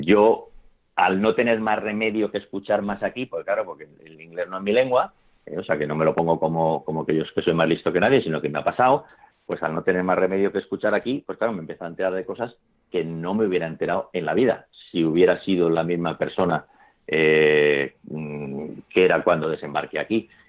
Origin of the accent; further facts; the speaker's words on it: Spain; moved away; nosotros somos los españoles buenos